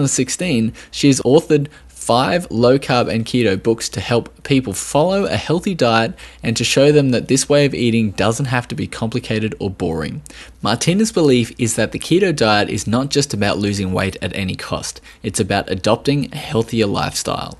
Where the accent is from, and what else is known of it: Australia